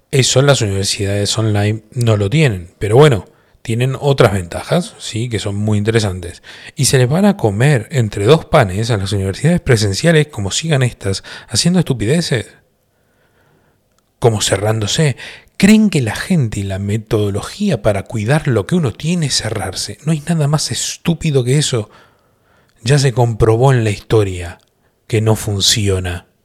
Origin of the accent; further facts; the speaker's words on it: Colombia; Yo como colombiano no entiendo muy bien